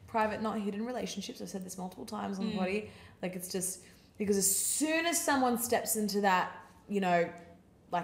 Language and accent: English; Sydney, New South Wales, Australia; I grew up in Sydney.